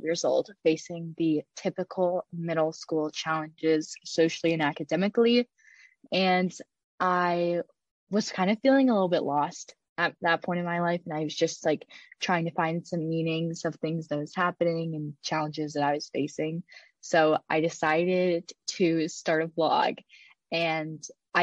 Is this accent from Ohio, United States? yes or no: yes; Cleveland, Ohio, United States; my hometown, Cleveland